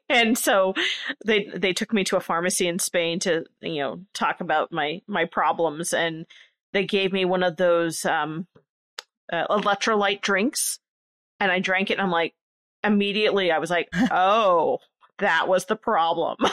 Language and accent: English; Nebraska, United States; I grew up in a very small area of Nebraska, very rural